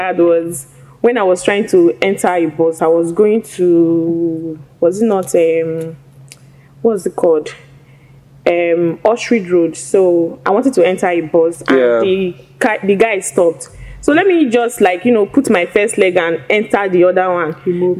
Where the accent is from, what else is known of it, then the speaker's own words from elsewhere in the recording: Edo, Nigeria; moved away as an adult; also born or lived in Anambra; now in Lagos, Nigeria; I grew up in Edo State.